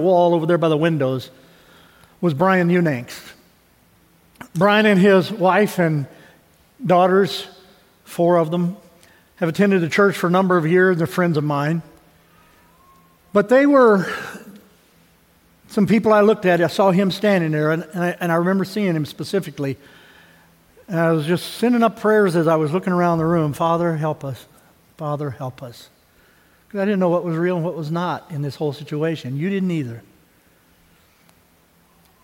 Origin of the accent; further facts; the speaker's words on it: Missouri, United States; moved away; I grew up in Missouri